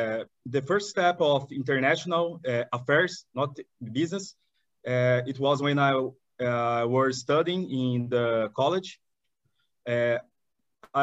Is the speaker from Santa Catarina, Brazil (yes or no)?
yes; Balneário Camboriú, Santa Catarina, Brazil; I'm a Brazilian, born and raised. Brazil is a really big country. I'm from the south of Brazil. So I'm not from São Paulo. I'm not from Brasília. I'm not from Rio de Janeiro. I'm from a smaller city. It's called Balneário Camboriú.